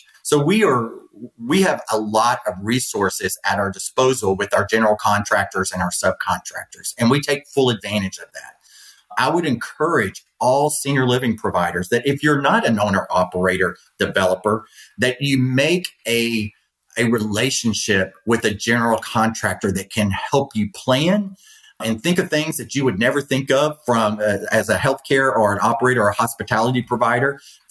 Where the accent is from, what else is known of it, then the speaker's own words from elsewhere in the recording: Louisiana, United States; now in Florida, United States; I grew up in Louisiana. I live in Florida.